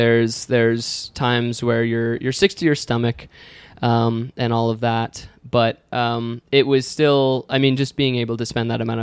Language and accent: English; New York, United States; I grew up hiking in the area. I grew up exploring the Finger Lakes. I'm moving from New York